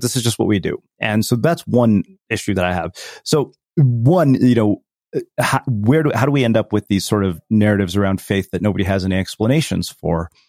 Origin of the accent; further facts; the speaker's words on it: India; as an Indian person